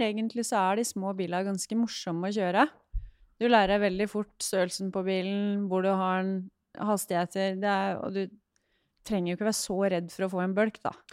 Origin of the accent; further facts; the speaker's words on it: Hamar, Innlandet, Norway; jeg er oppvokst eh, på Hamar